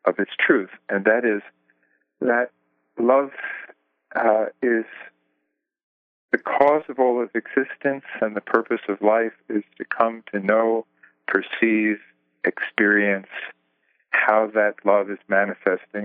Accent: Jersey City, New Jersey, United States; also born or lived in Greenwich Village, New York City; I grew up in, I was born in Jersey City

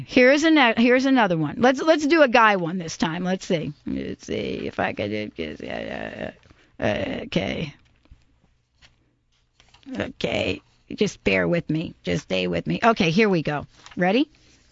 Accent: New York, United States; I'm from New York

